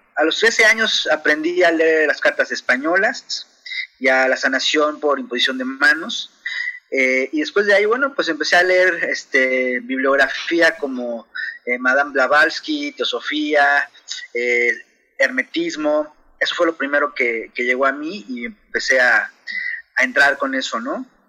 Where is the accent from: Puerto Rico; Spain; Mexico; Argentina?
Mexico; Mexico City; now in Chihuahua, Mexico; yo soy originario de la Ciudad de México